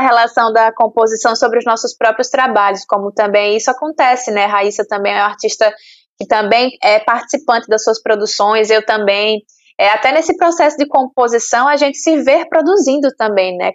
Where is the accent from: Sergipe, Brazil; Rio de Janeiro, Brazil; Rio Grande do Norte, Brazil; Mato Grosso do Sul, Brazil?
Sergipe, Brazil; eu lembro da minha infância em Sergipe